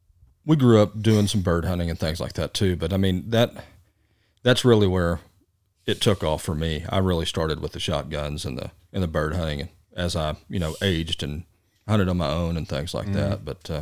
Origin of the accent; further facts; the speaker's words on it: Midland, Texas, United States; also born or lived in Odessa, Texas; I grew up in Midland, Odessa